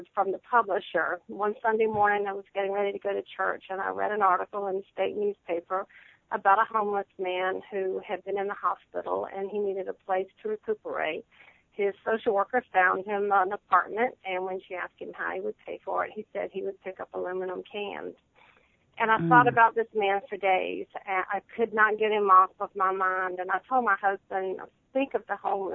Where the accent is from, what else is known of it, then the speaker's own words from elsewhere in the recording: South Carolina, United States; I was born in South Carolina. I have lived here all my life.